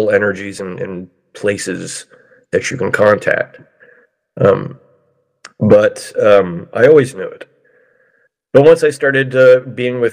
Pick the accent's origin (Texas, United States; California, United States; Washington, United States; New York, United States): California, United States; Mill Valley; my hometown of Mill Valley, California